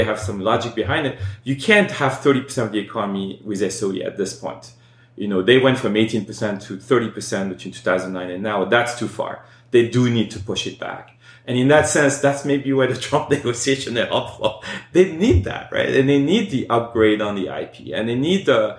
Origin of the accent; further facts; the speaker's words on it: France; I grew up in France.